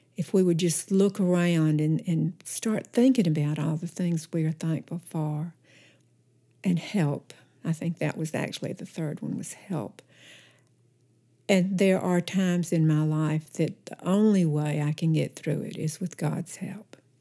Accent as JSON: {"language": "English", "town": "Oneonta", "region": "Alabama", "country": "United States", "tie": "born or raised there", "also_born_or_lived": "Mountain Brook, Alabama", "said": "I grew up in Oneonta, Alabama, which is about thirty miles north east of Birmingham"}